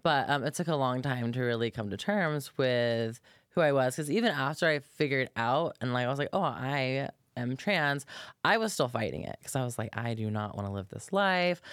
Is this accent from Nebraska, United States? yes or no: no; Polk County, Florida, United States; moved away; I'm from Florida originally. Actually, grew up on a farm